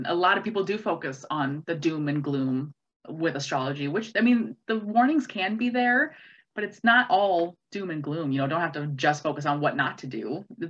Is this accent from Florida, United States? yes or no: no; White Bear Lake, Minnesota, United States; I grew up in White Bear Lake